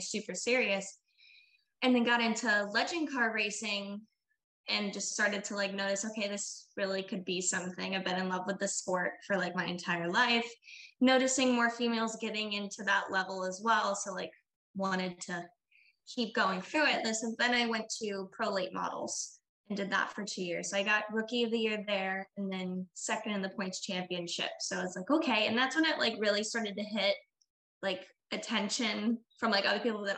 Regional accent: Sanford, Florida, United States; I am from Sanford, Florida, born and raised my entire life

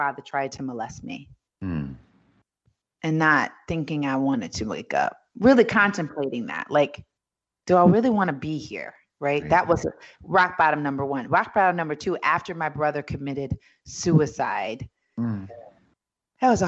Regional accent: New York City, New York, United States; I was born in Hell's Kitchen, New York City

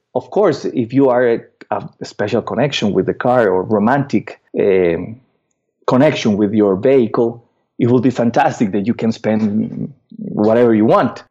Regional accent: Costa Rica; I'm from Costa Rica.

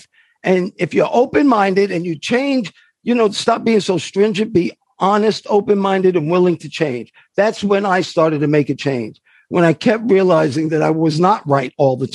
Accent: New York City, New York, United States; I come from Harlem

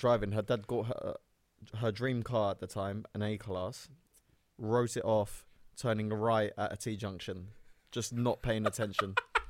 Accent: Cyprus; and I'm from Turkish Cypriot. He was Greek Cypriot.

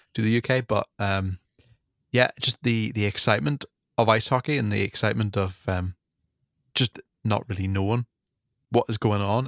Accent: Northern Ireland, United Kingdom; I'm from from Northern Ireland

